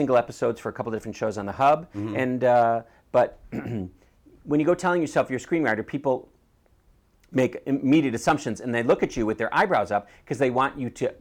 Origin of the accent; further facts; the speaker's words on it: Shorewood, Wisconsin, United States; moved away; when I say I'm from Milwaukee, I'm actually from Shorewood